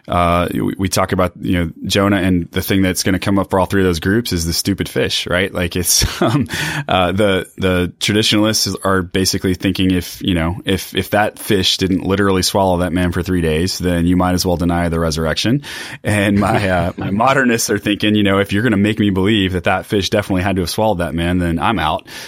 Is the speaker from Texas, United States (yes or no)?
yes; Texas, United States; now in Chicago, United States; No, I grew up Southern Baptist in East Texas. So this is a very different context for me.